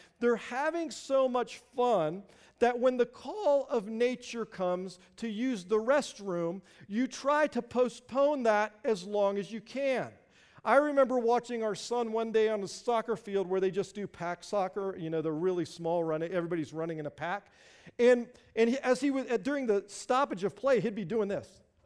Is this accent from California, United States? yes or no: no; Springfield, Virginia, United States; growing up in Northern Virginia, just outside of Washington, D.C., a little town called Springfield